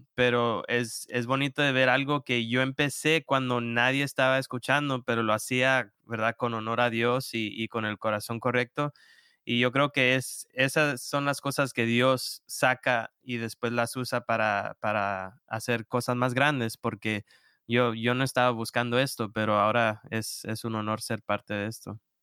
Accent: Houston, Texas, United States; moved away as an adult; now in Rock Hill, United States; yo vengo de Texas, de Houston, ah, Texas, y ahí crecí

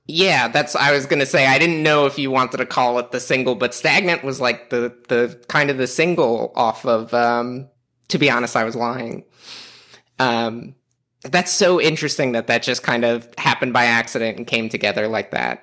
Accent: New York City, New York, United States; moved away; I'm from Staten Island, which all the other boroughs would tell me that I'm not from New York City

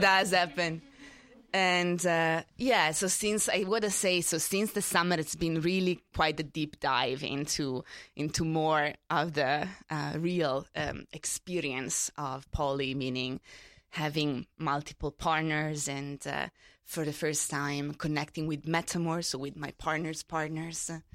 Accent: Italy; moved away as an adult; now in New York, United States; I grew up in Italy. I only moved here twelve years ago

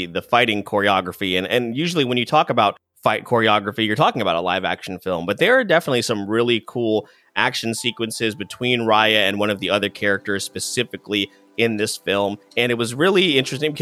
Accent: Philippines; me being Filipino

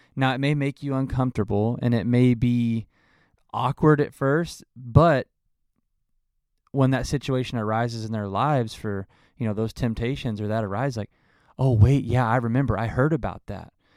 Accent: Arkansas, United States; moved away; I'm originally from Arkansas

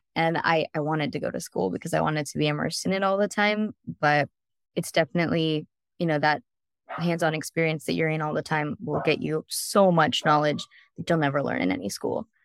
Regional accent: San Diego, California, United States; now in Orange County, United States; I'm from San Diego, so I grew up on plenty of Mexican food.

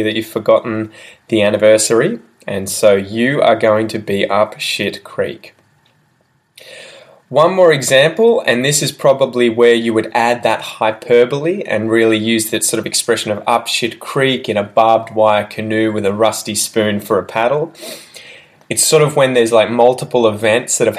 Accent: Australia; first language English; as an Australian

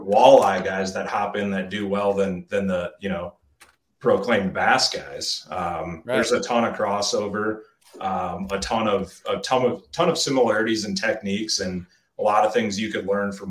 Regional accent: Iowa, United States; I'm from Iowa originally.

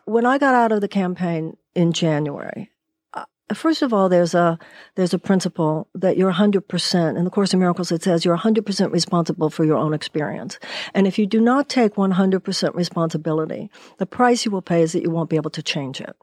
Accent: United States; As American women

